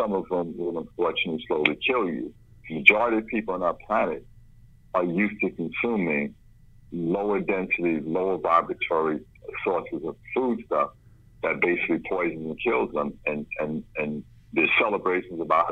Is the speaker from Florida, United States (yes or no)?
no; New York City, New York, United States; also born or lived in Brooklyn; I grew up in the South Bronx, born in Brooklyn